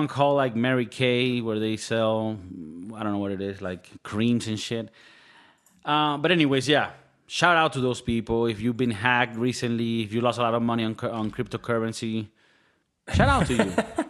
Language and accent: English; Venezuela; I'm from Venezuela.